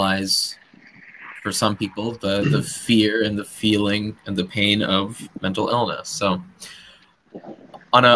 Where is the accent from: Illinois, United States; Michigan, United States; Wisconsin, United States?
Illinois, United States; near the University of; there's a little truck stop between the University of Illinois and my hometown